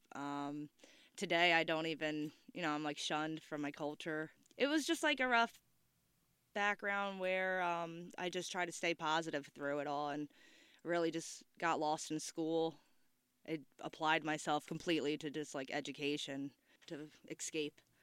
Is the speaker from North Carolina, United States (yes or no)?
no; Cape May, New Jersey, United States; Exit Zero is my hometown